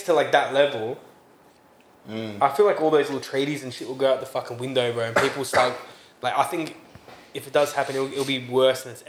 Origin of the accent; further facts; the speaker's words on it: Australia; raised how we're raised here